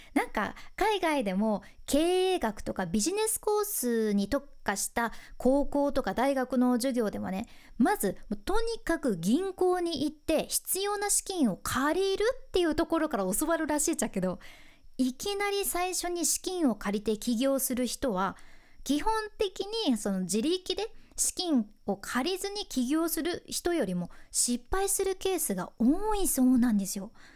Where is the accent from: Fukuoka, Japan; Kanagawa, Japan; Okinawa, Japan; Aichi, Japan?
Fukuoka, Japan; 私の地元福岡